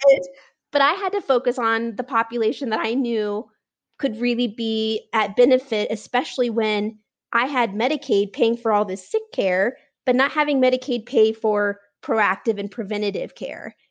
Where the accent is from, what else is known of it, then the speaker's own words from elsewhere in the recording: Nebraska, United States; now in Denver, United States; I grew up in Nebraska